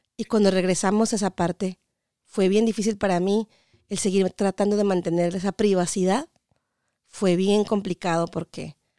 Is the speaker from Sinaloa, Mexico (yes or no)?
no; Mexicali, Baja California, Mexico; moved away as an adult; also born or lived in Washington, United States; now in United States; Yo soy Cachanilla, de Mexicali, Baja California, ah. orgullosamente norteña